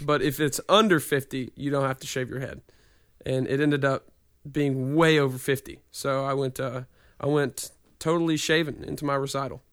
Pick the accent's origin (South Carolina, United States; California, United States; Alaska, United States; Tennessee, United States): Tennessee, United States; Nashville; I grew up here